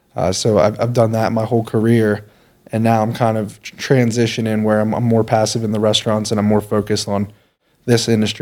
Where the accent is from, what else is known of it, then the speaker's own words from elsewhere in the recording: York, Pennsylvania, United States; I grew up in York, PA, but my family's all from Philly, my mom and her brothers. So I just grew up as an Eagles fan. But yeah, I'm from York, Pennsylvania.